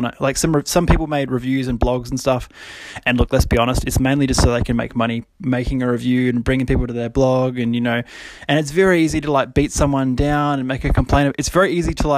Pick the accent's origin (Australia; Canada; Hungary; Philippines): Australia; especially being like an Australian